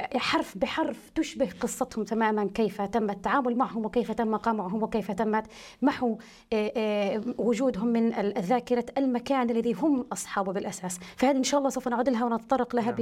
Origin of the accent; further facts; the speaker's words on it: United States; moved away; أعتبر الجيل الثاني أو الثالث من أبناء عائلتي أو أبناء قريتي الذين نشأوا في أمريكا